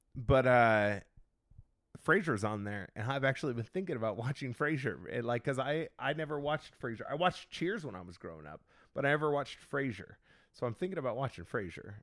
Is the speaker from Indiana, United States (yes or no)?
yes; Indiana, United States; moved away; I'm originally from Indiana